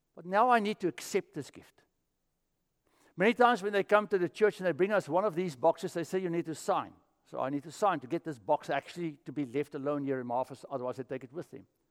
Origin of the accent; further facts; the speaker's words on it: South Africa; moved away; I'm from South Africa